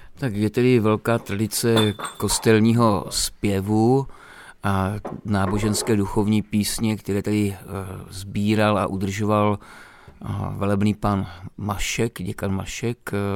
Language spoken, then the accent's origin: Czech; Moravia, Czechia; moved away as an adult; now in Romania; Já jsem z Moravy